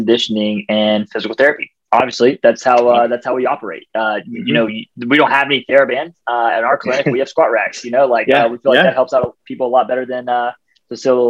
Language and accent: English; Ohio, United States; now in Atlanta, United States; So I'm originally from Ohio